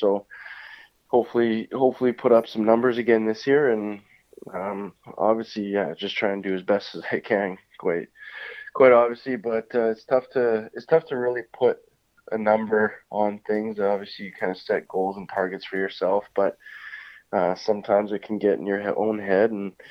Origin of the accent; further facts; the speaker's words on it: France; English is a second language; when I came over from France, I had a very positive experience last year.